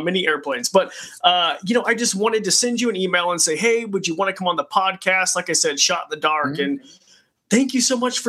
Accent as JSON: {"language": "English", "region": "Idaho", "country": "United States", "tie": "born or raised there", "said": "So I grew up in the middle of nowhere in Roby Creek, Idaho."}